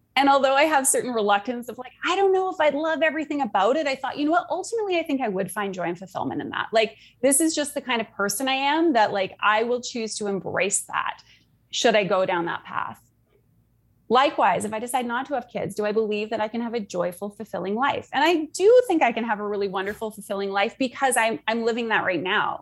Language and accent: English; Canada; also born or lived in Sydney, Australia; now in Munich, Germany; I'm from Canada. I live in Munich, Germany.